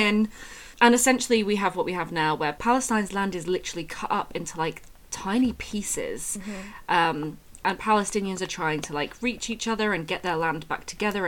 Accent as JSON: {"language": "English", "region": "England", "country": "United Kingdom", "said": "as an English-British person"}